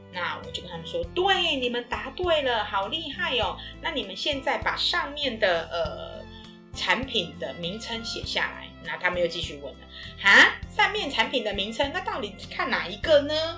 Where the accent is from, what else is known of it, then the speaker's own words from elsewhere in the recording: Taiwan; 我们来自于台湾